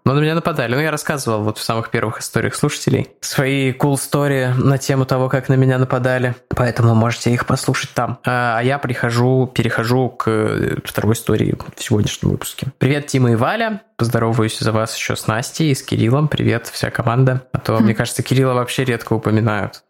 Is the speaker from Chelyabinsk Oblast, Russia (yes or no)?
no; Saint Petersburg, Russia; где я вырос, в Озерках